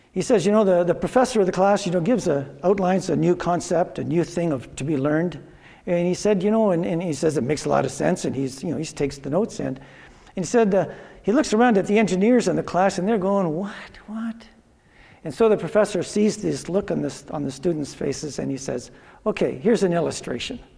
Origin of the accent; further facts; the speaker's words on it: Drayton, Ontario, Canada; I grew up in Drayton, and me and another guy in my class we started going to university at uh, Waterloo